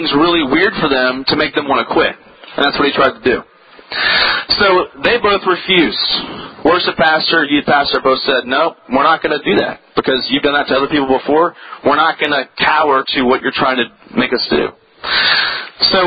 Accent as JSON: {"language": "English", "region": "Virginia", "country": "United States", "tie": "born or raised there", "said": "I grew up on the East Coast in a little state called Virginia, and it's just south of Washington, D.C."}